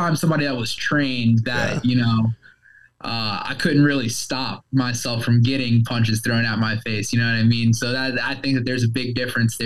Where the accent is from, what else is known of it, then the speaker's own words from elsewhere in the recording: Columbus, Ohio, United States; Columbus, which is where I grew up